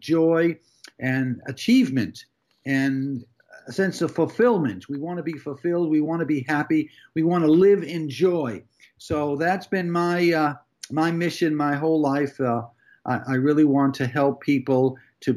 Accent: Massachusetts, United States; moved away; I was born in 1948 in Massachusetts

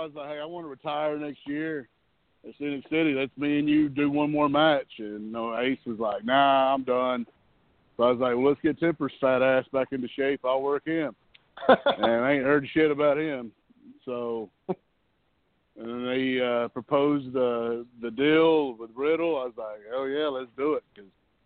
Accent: Chattanooga, Tennessee, United States; also born or lived in Georgia; it's my hometown

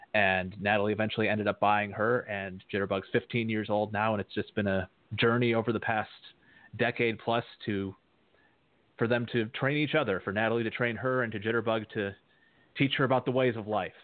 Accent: Edmore, Michigan, United States; now in Georgetown, United States; I'm a native of Edmore, Michigan, where, uh, as you said in your intro, I grew up around Belgian draft horses.

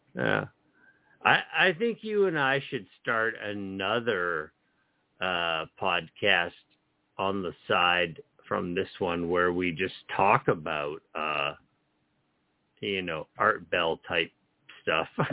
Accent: New Jersey, United States; growing up in New Jersey

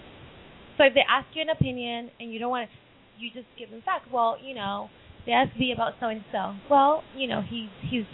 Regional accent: New York, United States; as a New Yorker and as a Latina

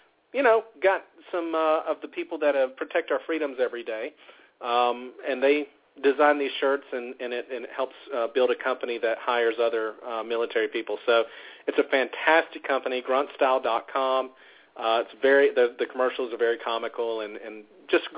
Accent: the South, United States; accent: Southern; moved away; also born or lived in Ohio; I am from the South, born and raised here

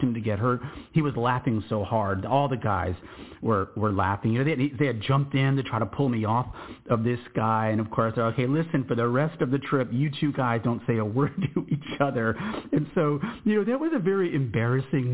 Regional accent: Texas, United States; I'm from Texas

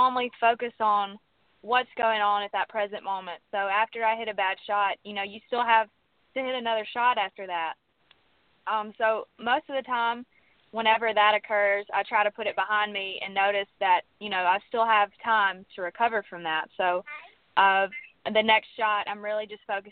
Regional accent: Mississippi, United States; accent: southern; I'm from Mississippi

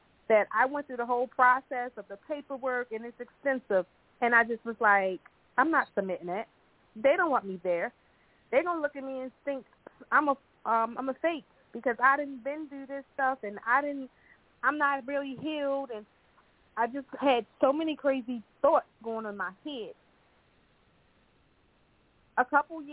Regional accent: Baltimore, Maryland, United States; now in Charlotte, United States; I'm originally from Baltimore, Maryland, and I currently live in Charlotte, North Carolina

